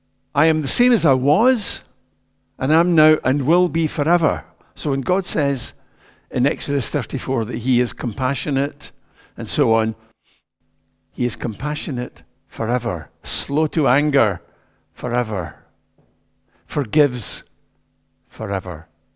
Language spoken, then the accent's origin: English; Ayrshire, Scotland, United Kingdom; I grew up in Ayrshire, in a wee mining village.